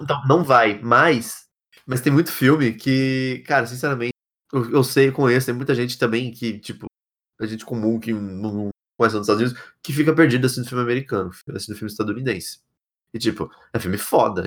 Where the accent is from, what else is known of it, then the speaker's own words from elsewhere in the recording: São Paulo, Brazil; also born or lived in Ribeirão Preto / São Carlos; eu sou paulista, eu sempre vivi a maioria das minhas. Né, aliás, sempre vivi a minha vida sempre em cidades assim, no centro de cidade principalmente, é, seja aqui, seja em Ribeirão Preto, seja em São Carlos